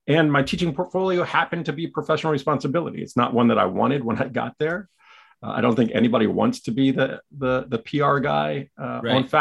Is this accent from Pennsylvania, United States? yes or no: yes; York, Pennsylvania, United States; I am from York, Pennsylvania